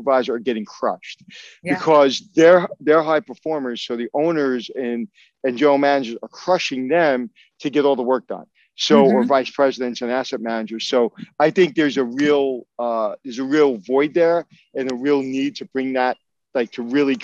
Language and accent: English; New York City, New York, United States; I grew up in Brooklyn